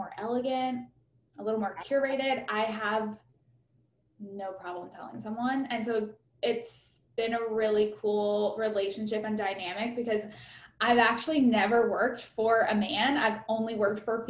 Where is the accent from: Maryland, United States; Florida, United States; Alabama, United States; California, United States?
Alabama, United States; Huntsville; accent: twang; moved away; I grew up in Huntsville.